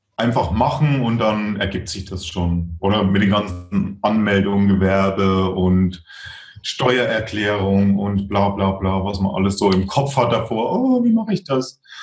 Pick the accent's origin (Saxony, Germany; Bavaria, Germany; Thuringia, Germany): Thuringia, Germany; now in Regensburg, Germany; die dann in äh, Thüringen war, so, also wo ich herkomme